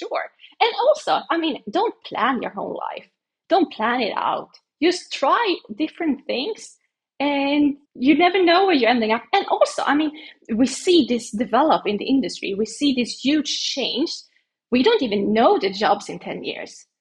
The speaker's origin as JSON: {"language": "English", "country": "Sweden", "tie": "born or raised there", "said": "my hometown is actually the place where they do this. So where I was born, it's really, really close to my house actually as well."}